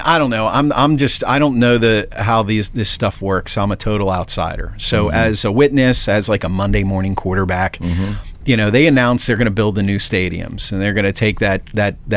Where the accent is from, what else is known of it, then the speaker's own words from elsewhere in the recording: York, Pennsylvania, United States; moved away as an adult; also born or lived in Philadelphia, Pennsylvania; now in Pittsburgh, United States; I grew up in York